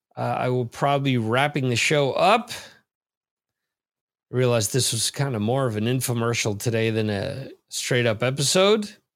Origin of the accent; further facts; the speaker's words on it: New Jersey, United States; growing up in New Jersey